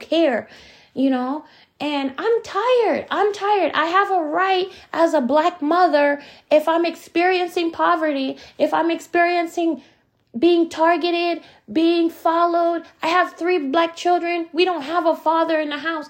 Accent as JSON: {"language": "English", "country": "United States", "moved": "as an adult", "lives_now": "Canada", "said": "We're from America. We're not from here. My child was born here, but we've only been here 6 years"}